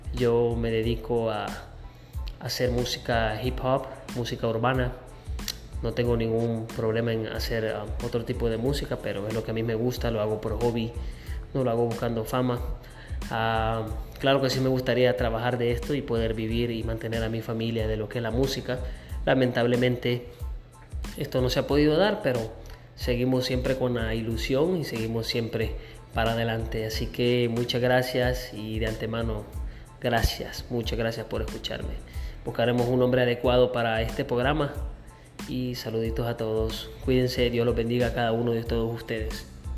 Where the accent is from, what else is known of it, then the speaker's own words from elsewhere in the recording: Sonsonate, El Salvador; now in Houston, United States; Soy de El Salvador, soy nacido en Sonsonate